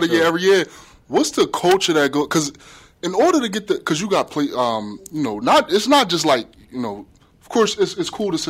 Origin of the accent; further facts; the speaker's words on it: Union, New Jersey, United States; moved away as an adult; now in Springfield, United States; I'm from Union, New Jersey. Close to Newark, New Jersey.